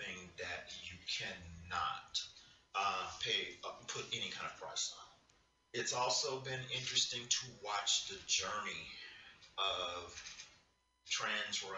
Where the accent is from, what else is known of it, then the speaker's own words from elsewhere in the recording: Texas, United States; also born or lived in Kentucky; my home state of Texas